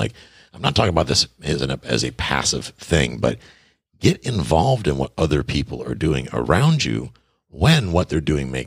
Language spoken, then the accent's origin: English; Buffalo, New York, United States; also born or lived in Tarpon Springs, Florida; now in Key West, United States; I'm from Buffalo, New York, originally